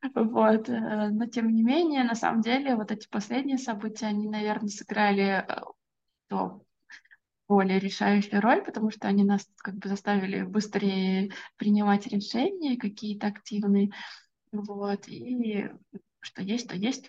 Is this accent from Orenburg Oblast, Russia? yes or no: yes; Orenburg, Orenburg Oblast, Russia; я родилась в многонациональном городе. Я родилась в Оренбурге